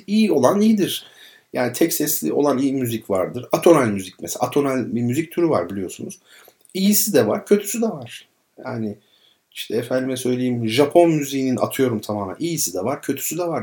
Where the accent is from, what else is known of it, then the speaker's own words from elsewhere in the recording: Izmir, Turkey; kendi çocukluğum İzmir Karşıyaka